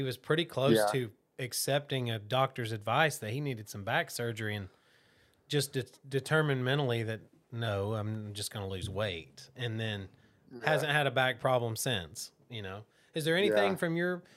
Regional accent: Georgia, United States; we're from Georgia

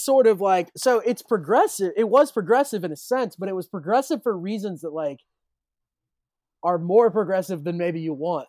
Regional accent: Richmond, Indiana, United States; I'm from Richmond

